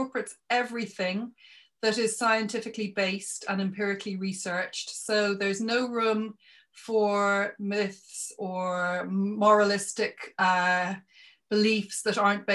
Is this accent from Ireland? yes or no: yes; Ireland; I come from Ireland